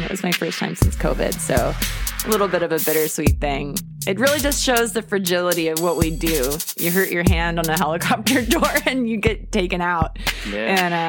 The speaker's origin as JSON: {"language": "English", "town": "Atlanta", "region": "Georgia", "country": "United States", "moved": "yes", "said": "I'm actually from Atlanta"}